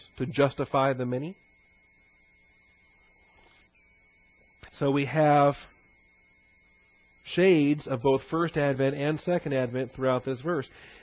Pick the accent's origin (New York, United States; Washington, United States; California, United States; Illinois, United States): Washington, United States; I grew up in Washington State